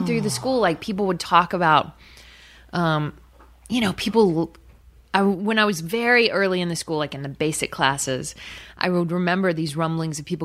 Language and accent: English; Texas City, Texas, United States; I grew up in Texas City, which is real, even though it sounds fake.